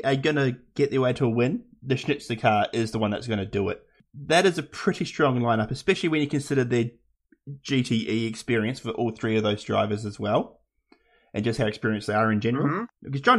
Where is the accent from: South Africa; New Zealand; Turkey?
New Zealand; that's not being Kiwi biased.